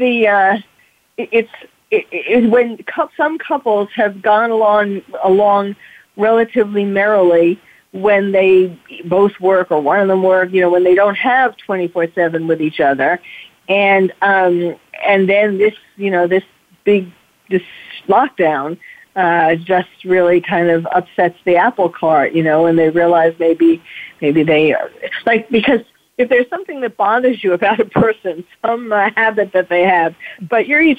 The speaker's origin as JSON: {"language": "English", "town": "New York City", "region": "New York", "country": "United States", "tie": "born or raised there", "moved": "yes", "lives_now": "California, United States", "said": "I'm a New Yorker, born and bred. I mean, I live in California now, but New York is still in me"}